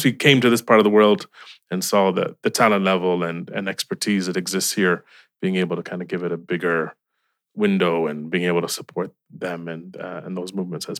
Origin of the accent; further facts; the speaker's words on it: Cleveland, Ohio, United States; Yes, very proud.